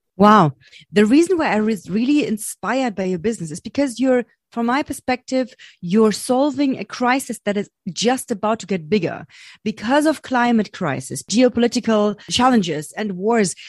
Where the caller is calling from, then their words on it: Berlin, Germany; I'm calling from Berlin, Germany.